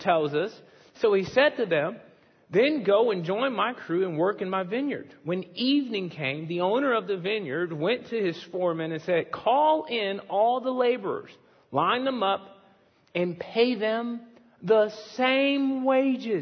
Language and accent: English; Chicago, Illinois, United States; moved away; I'm from Chicago